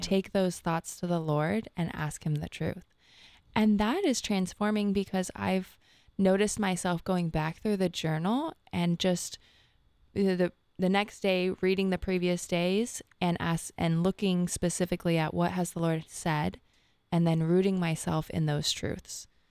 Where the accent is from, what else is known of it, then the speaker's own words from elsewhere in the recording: Rancho Cucamonga, California, United States; I'm from Rancho Cucamonga, California, and that actually means land of the many rocks